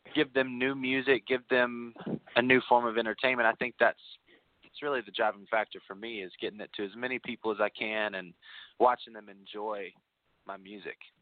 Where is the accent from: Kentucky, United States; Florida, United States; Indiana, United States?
Kentucky, United States; Bowling Green; also born or lived in Nashville, Tennessee; I'm from Bowling Green, Kentucky, which is just an hour north of Nashville